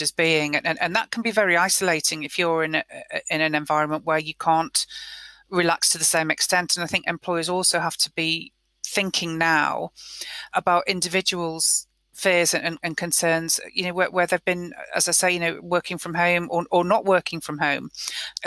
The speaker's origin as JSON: {"language": "English", "country": "United Kingdom", "said": "We're British."}